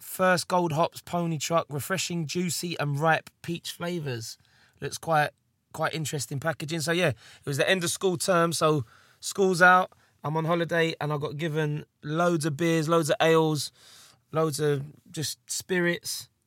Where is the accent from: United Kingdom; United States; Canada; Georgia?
United Kingdom; England; I am English